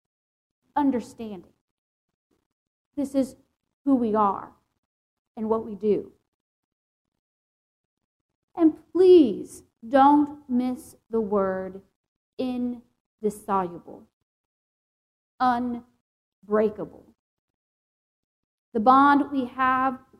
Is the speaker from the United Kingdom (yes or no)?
no; the South, United States; born and raised in the South